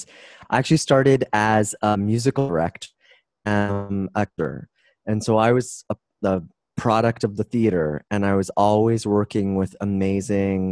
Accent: Toronto, Ontario, Canada; moved away as an adult; now in San Diego, United States; I'm from Toronto, Canadian, and 3 years ago, I moved to the U.S.

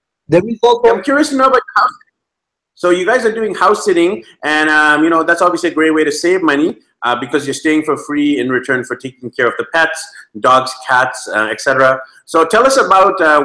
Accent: Vancouver, British Columbia, Canada; moved away; also born or lived in Medellin, Colombia; I'm actually from Vancouver, BC, Canada

